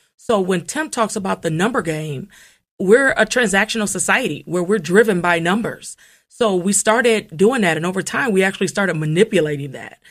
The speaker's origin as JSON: {"language": "English", "town": "Toledo", "region": "Ohio", "country": "United States", "also_born_or_lived": "Cincinnati, Ohio / Washington, D.C.", "moved": "as an adult", "lives_now": "Columbus, United States", "said": "I'm originally coming from Toledo, Ohio"}